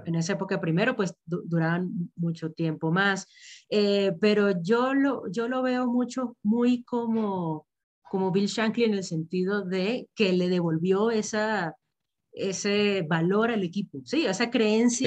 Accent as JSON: {"language": "Spanish", "country": "Venezuela", "also_born_or_lived": "Liverpool", "moved": "yes", "lives_now": "Bogotá, Colombia", "said": "yo vivo en Bogotá, soy de Venezuela, pero vivo en Bogotá"}